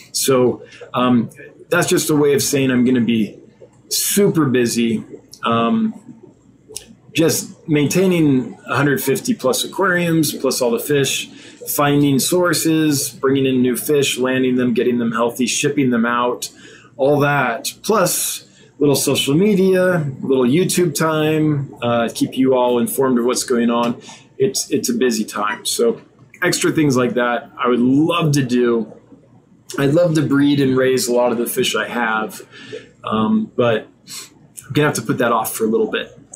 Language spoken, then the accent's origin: English; United States; I'm an American